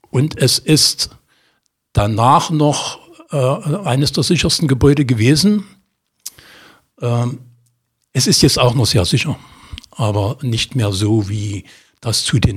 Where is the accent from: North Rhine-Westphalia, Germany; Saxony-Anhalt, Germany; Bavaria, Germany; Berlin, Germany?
Saxony-Anhalt, Germany; Magdeburg; Also bei mir ist es mittlerweile so, ich bin Magdeburger, meine Heimat ist Magdeburg.